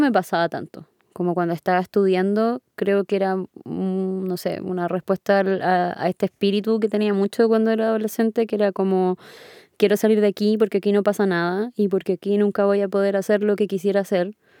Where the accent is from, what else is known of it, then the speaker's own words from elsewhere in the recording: Punta Arenas, Magallanes and Chilean Antarctica, Chile; moved away as an adult; now in Santiago, Chile; yo vengo de Punta Arenas